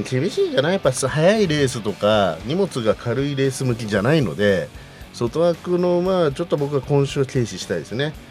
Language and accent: Japanese; Kansai, Japan; 僕もね関西出身なんでね